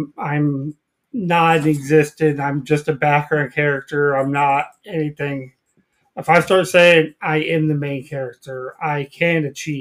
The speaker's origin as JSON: {"language": "English", "region": "California", "country": "United States", "said": "as a Californian"}